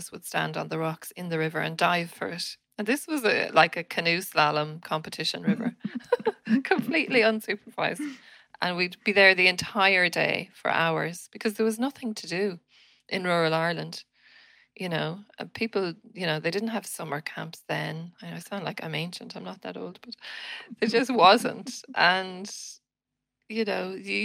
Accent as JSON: {"language": "English", "town": "Winnipeg", "region": "Manitoba", "country": "Canada", "tie": "born or raised there", "moved": "yes", "said": "I was born in Canada, in the city of Winnipeg"}